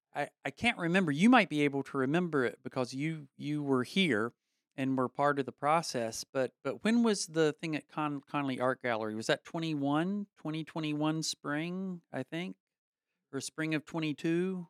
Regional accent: Statesville, North Carolina, United States; mine is nineteen sixty-three, Statesville, North Carolina

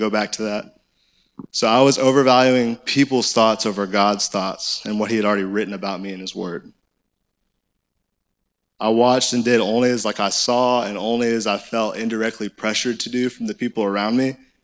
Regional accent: Conway, Arkansas, United States; I'm in good old Conway, Arkansas. Like, that's where I grew up

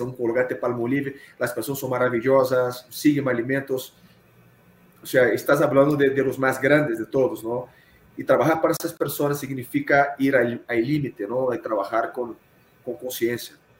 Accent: Rio de Janeiro, Brazil; Spanish is a second language; moved away as an adult; now in Mexico; soy carioca, soy de Río de Janeiro. Estoy en México a 16 años

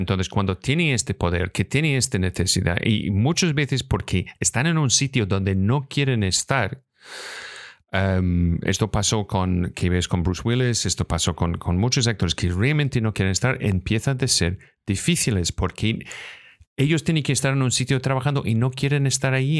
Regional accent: Scotland, United Kingdom; Spanish is a second language; moved away; also born or lived in Los Angeles; soy de Escocia

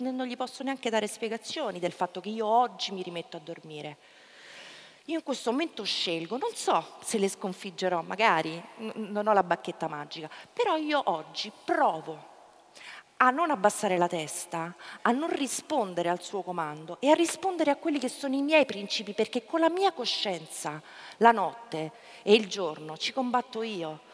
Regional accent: Ostia, Lazio, Italy; io sono nata e cresciuta a Ostia

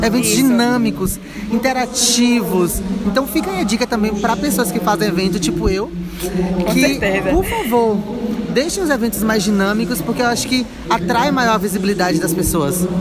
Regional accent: Bahia, Brazil; Somos baianos

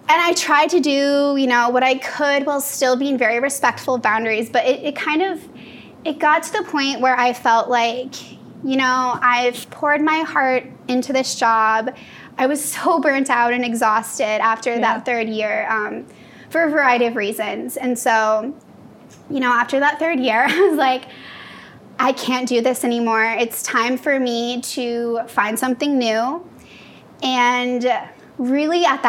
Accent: Iowa, United States; moved away as an adult; now in California, United States; So I'm from Iowa, so I went to school out there.

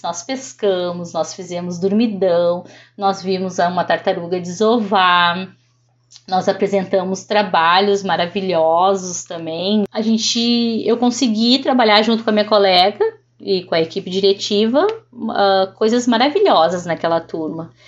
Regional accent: Venâncio Aires, Rio Grande do Sul, Brazil; also born or lived in Porto Alegre; now in São Lourenço do Sul, Brazil; Eu moro atualmente em São Lourenço do Sul já fazem 20 anos, mas sou natural de Porto Alegre e, e residi lá até meus 22 anos em, no interior de Venâncio Aires, então em Vila Mariante

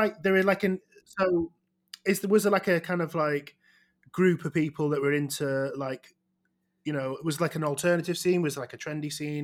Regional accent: outside Manchester, North West England, United Kingdom; I'm not even from Manchester

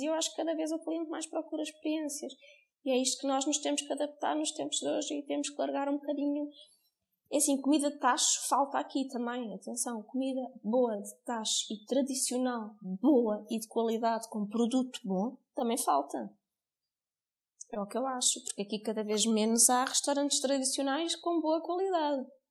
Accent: Cascais, Lisbon, Portugal; moved away as an adult; now in Alentejo, Portugal; eu não sou daqui, sou de Cascais e jamais pensei viver aqui

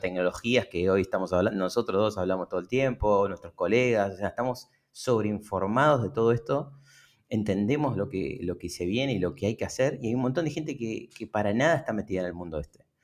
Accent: Lomas de Zamora, Buenos Aires Province, Argentina; en el fondo de mi casa, en Lomas de Zamora, nací en Lomas de Zamora, en, acá en Buenos Aires, en el conurbano bonaerense

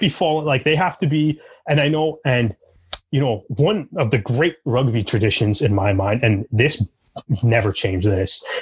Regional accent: Canada; growing up in Canada

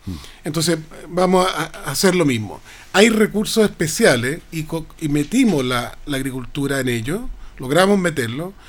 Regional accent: Rancagua, O'Higgins, Chile; yo vengo de Rancagua

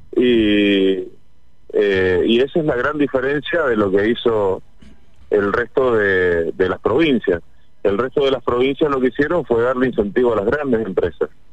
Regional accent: Mendoza, Argentina; cuando era chico yo veía, juntábamos 7, 8 millones de kilos de, aceituna sin salir de la provincia

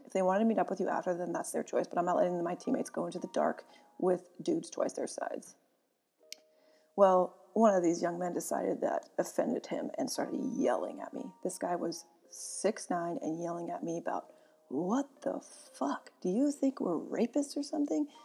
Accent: Sonoma, California, United States; also born or lived in Santa Rosa, California; I grew up with both my parents and my older sister in Northern California

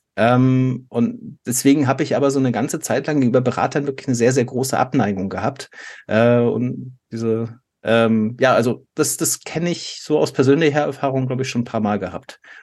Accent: Germany; als Deutscher

